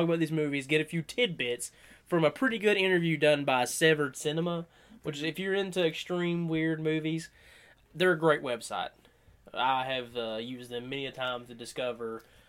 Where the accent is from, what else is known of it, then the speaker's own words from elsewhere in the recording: the South, United States; we're from the South